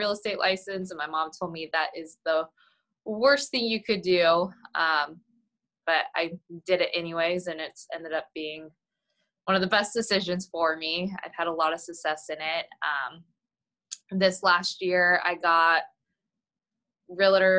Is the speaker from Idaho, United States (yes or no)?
yes; Coeur d'Alene, Idaho, United States; also born or lived in Texas; I was born and raised in Coeur d'Alene